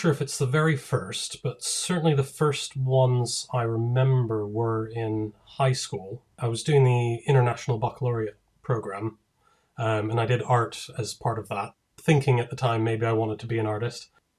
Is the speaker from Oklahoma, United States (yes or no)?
no; Denver, Colorado, United States; moved away as an adult; also born or lived in Durham; now in United Kingdom; But originally I'm from the States. I'm from Denver. And in 2003, I moved to the UK for university. And I've been here ever since.